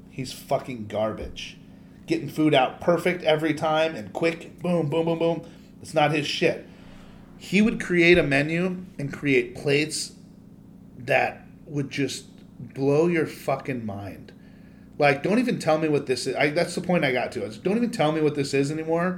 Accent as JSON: {"language": "English", "country": "United States", "said": "I'm American."}